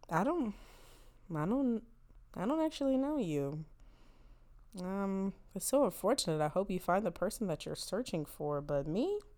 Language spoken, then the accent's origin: English; Rancho Cucamonga, California, United States; I am from Rancho Cucamonga. I have never even been in this state before.